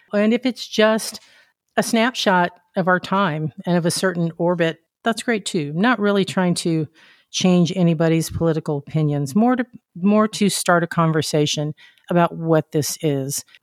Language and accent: English; Deep South, United States; I grew up in the Deep South